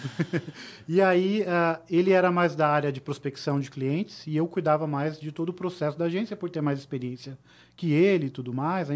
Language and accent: Portuguese; Tatuí, São Paulo, Brazil; also born or lived in Sorocaba; eu vim da cidade de Sorocaba, na verdade, a minha família é de Tatuí, né, uma cidade bem pequenininha, próxima de São Paulo.